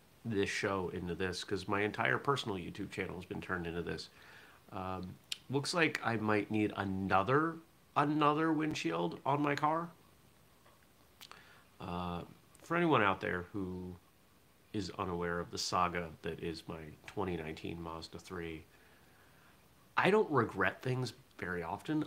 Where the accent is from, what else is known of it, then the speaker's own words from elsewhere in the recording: southern Maine, United States; I grew up in southern Maine, and most of the people I was around did not talk with a Maine accent